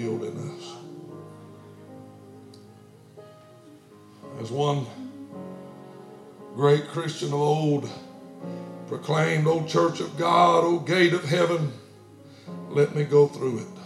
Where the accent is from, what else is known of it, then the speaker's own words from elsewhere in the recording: United States; I'm an American, not a Chinese